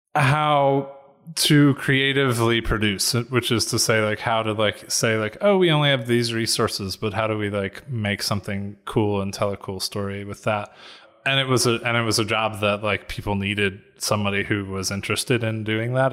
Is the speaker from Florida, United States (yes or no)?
no; Atlanta, Georgia, United States; moved away as an adult; also born or lived in North Carolina / New York; I'm from Atlanta uh, which is where I am now